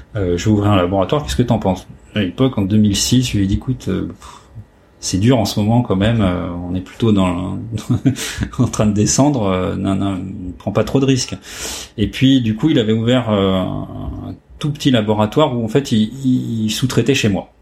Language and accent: French; Compiègne, Hauts-de-France, France; je suis né euh, dans l'Oise, à Compiègne